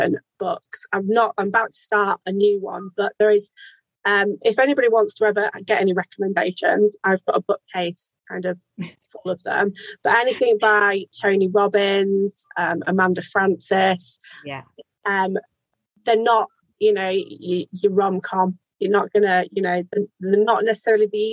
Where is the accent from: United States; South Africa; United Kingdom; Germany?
United Kingdom; our Britishness